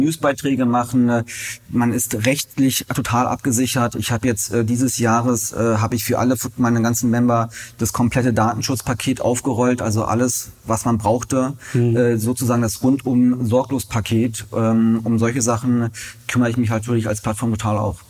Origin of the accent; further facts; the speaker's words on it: Berlin, Germany; ich bin ähm, ein waschechter Berliner